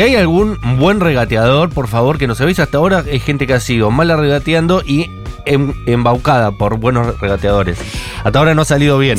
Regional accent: Argentina; soy argentino

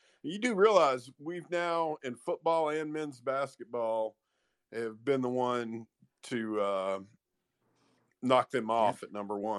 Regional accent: Knoxville, Tennessee, United States; the paper of record in my hometown

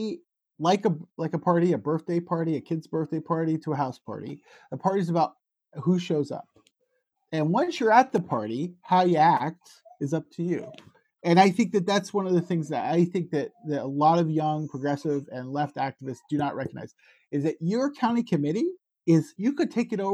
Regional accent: United States; moved away as an adult; also born or lived in Newfoundland, Canada; now in Canada; an American living in Canada

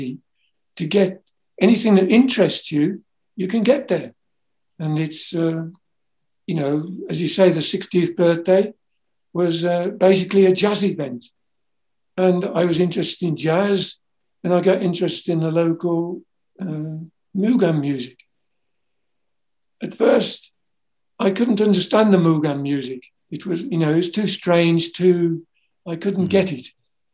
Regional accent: England, United Kingdom; being English

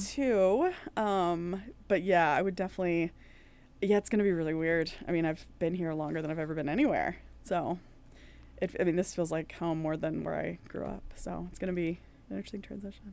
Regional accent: East Coast, United States; moved away as an adult; also born or lived in Ireland; now in Minneapolis, United States; I'm from the East Coast

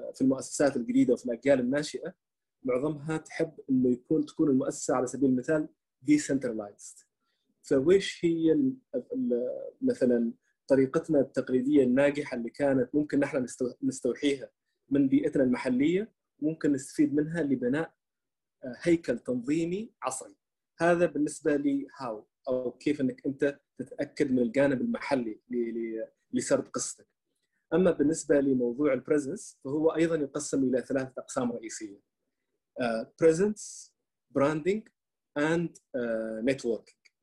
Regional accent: Oman; first language Arabic; نحن في عندنا في عمان

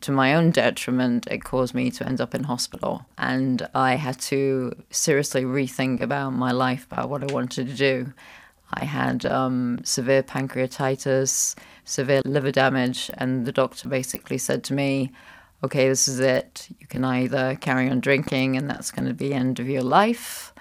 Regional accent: Scotland, United Kingdom; moved away as an adult; also born or lived in United States / Netherlands; now in Luxembourg; I was born in Scotland, um, and I traveled, uh, to different places

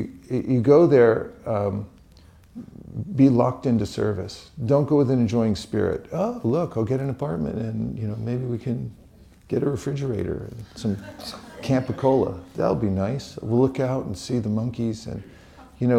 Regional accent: California, United States; I'm from California

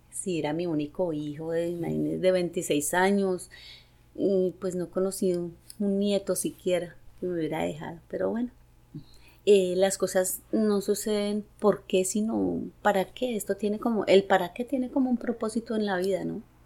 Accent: Manizales, Caldas, Colombia; soy de Colombia y bueno, eh, soy nacida en Manizales

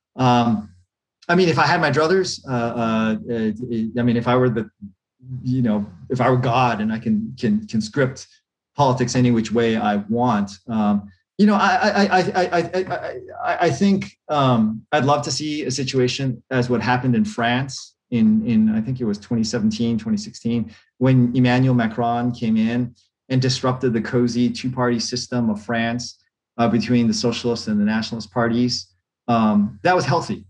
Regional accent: Hawaii, United States; my home state of Hawaii

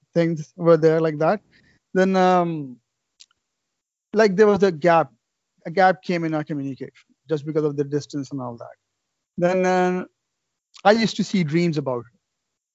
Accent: Pakistan; moved away as an adult; now in Canada; I'm from Pakistan, and my wife sitting beside me also, she was born in Pakistan. And we schooled together in Pakistan until grade 8

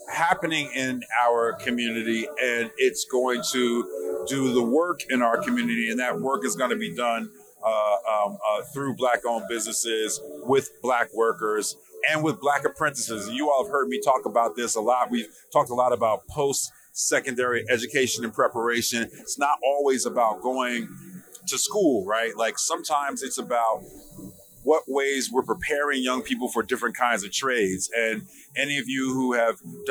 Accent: Newark, New Jersey, United States; the kind of neighborhood I grew up in Newark, New Jersey

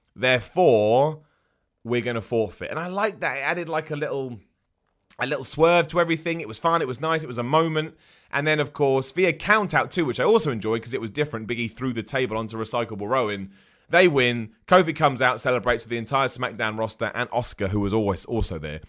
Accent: United Kingdom; being a British person

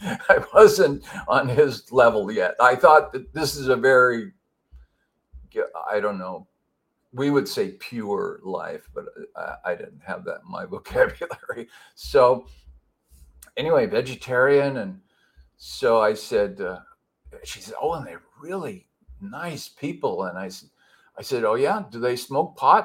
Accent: Pasadena, California, United States; I grew up in Southern California in a Los Angeles suburb called Pasadena

